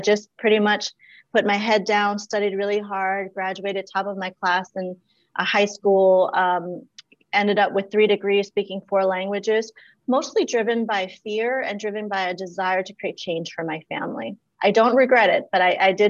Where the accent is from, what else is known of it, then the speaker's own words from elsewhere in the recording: Washington, District of Columbia, United States; also born or lived in Laos; growing up, I just knew looking around where we lived in DC, Southeast DC